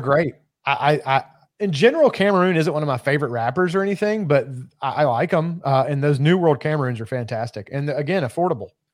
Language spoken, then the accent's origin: English; Kentucky, United States; moved away; being that I'm originally from Kentucky, I was raised with bourbon.